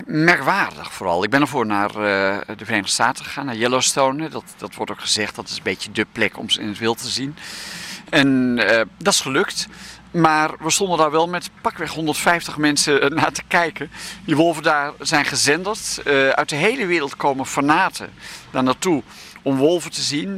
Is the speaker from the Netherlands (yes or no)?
yes; Haarlem, North Holland, Netherlands; moved away; also born or lived in Achterhoek, Gelderland; ik kom uit Haarlem, ik woon in Haarlem. Maar, en, ehm, eh, en ik ben geboren in de Achterhoek